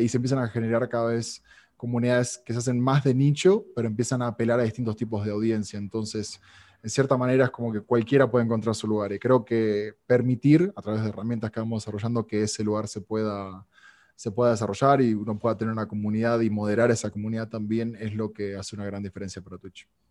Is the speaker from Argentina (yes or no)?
yes; Argentina; now in Mexico; sobre todo en Argentina, que es donde, donde yo nací, y aquí en México